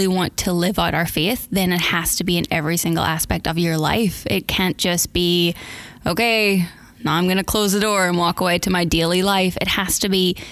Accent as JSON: {"language": "English", "region": "Northern Ireland", "country": "United Kingdom", "tie": "born or raised there", "moved": "as an adult", "said": "originally I'm from Northern Ireland, and I came out here for the first time about 11 years ago. I'm from a big Irish family. I've got four sisters and a brother, and I have a sister here and a brother here, and the rest of them are all still in Ireland. Grew up on a dairy farm"}